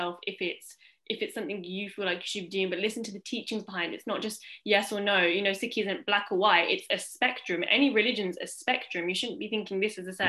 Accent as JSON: {"language": "English", "region": "England", "country": "United Kingdom", "tie": "born or raised there", "said": "being born and bred in England."}